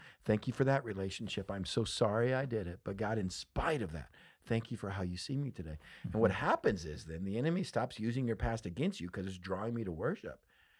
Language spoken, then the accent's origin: English; Texas, United States; So growing up in West Texas